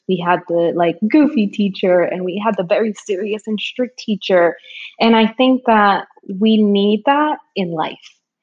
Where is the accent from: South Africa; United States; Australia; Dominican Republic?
Dominican Republic; moved away; I'm an immigrant. I was born in the Dominican Republic. I'm an island girl